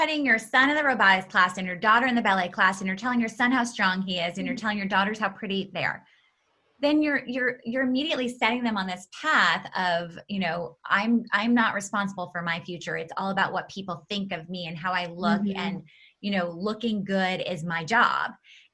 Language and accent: English; New York City, New York, United States; I grew up in New York City in an apartment building.